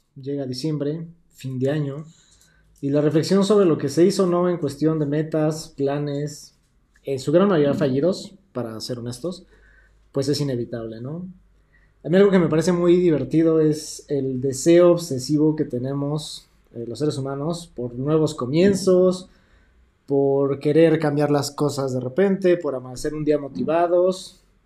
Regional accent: Mexico; yo me sentía ajeno a mi tierra

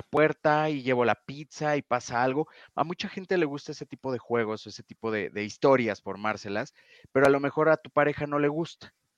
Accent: Mexico; aquí en México

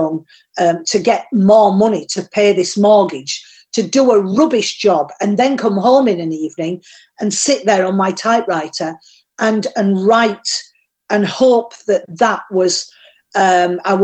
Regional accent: Yorkshire and the Humber, United Kingdom; accent: Yorkshire; I did get sacked by a Yorkshire firm in Yorkshire because they said my accent was better suited to the textile industry where I came from

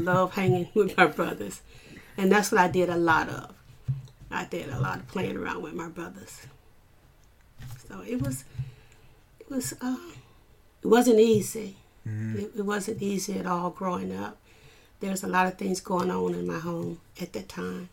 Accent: Arkansas, United States; also born or lived in Cleveland, Ohio; I was born in Cleveland, Ohio. And at the age of 8, after the death of our mom, we were brought to Arkansas. So I was raised in Arkansas.

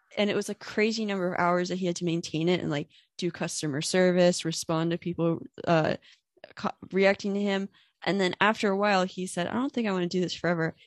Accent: Warfield, Pennsylvania, United States; moved away as an adult; now in Philadelphia, United States; I grew up in a town called, uh, Warfield, Pennsylvania

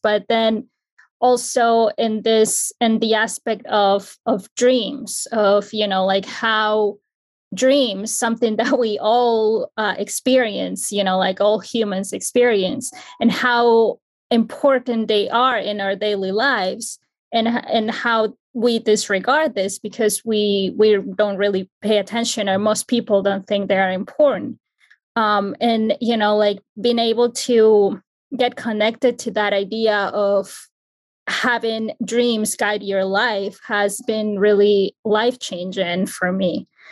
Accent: Ecuador; now in New Jersey, United States; I'm from Ecuador, but I currently reside in New Jersey

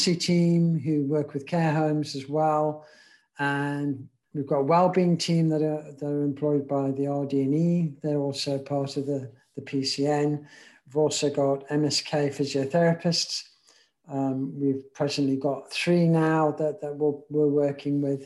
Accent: Zimbabwe; moved away as an adult; I grew up back in Africa, a place called Zimbabwe. And so went to school there, was in the army there

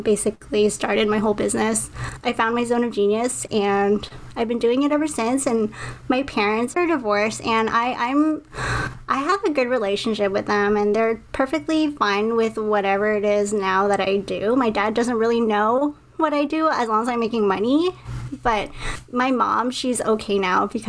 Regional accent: Montreal, Quebec, Canada; now in Toronto, Canada; I'm originally from Montreal. I'm in Toronto now

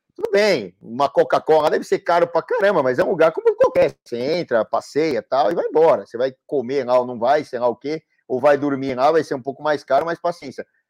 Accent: São Paulo, Brazil; mesmo sendo paulistano aqui, paulista e paulistano

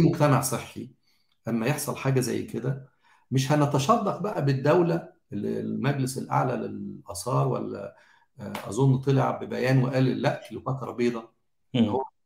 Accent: Egypt; احنا كمجتمع مصري

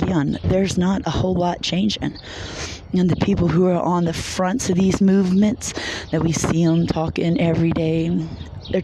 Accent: Louisiana, United States; moved away as an adult; this is my hometown, there are people that I grew up with there.

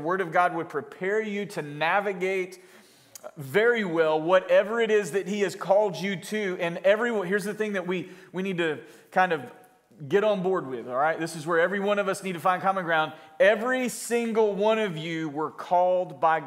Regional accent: Florida, United States; moved away as an adult; also born or lived in California / Jacksonville, Florida; Florida, in my hometown where I was from

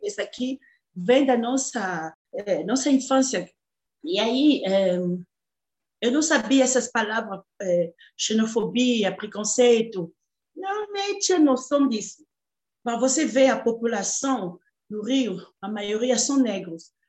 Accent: DR Congo; Portuguese is a second language; moved away as an adult; now in Brazil; Já estou no Brasil há 14 anos, eu sou da República Democrática do Congo

